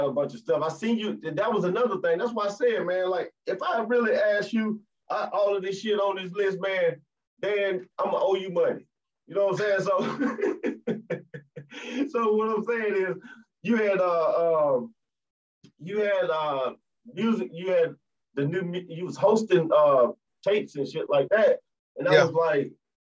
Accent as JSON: {"language": "English", "town": "Mobile", "region": "Alabama", "country": "United States", "tie": "born or raised there", "also_born_or_lived": "New Orleans, Louisiana", "said": "I'm from New Orleans, but I grew up out there in Mobile"}